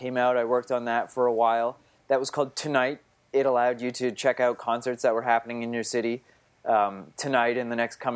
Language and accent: English; Fredericton, New Brunswick, Canada; moved away as an adult; also born or lived in Ottawa, Canada; now in New York City, United States; So I'm from Fredericton, New Brunswick. It's on the east coast of Canada. Mm-hmm. And I was born and raised there.